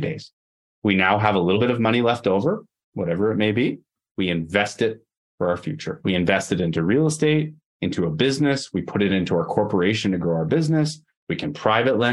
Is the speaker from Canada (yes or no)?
yes; Canada; also born or lived in Edmonton, Alberta